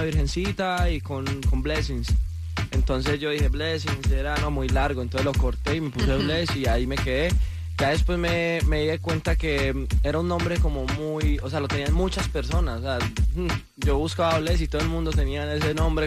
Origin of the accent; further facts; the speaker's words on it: Paisa, Antioquia, Colombia; como buen paisa